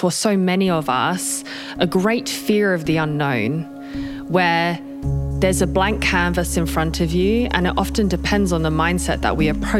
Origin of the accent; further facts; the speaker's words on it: Australia; accent: hybrid Australian-British; also born or lived in United Kingdom; now in Switzerland; I am Australian and British, hence the hybrid accent, and currently live in Switzerland.